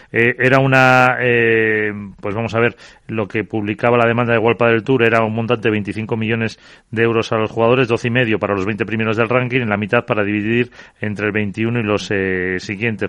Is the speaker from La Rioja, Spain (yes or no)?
yes; La Rioja, Spain; Yo como riojano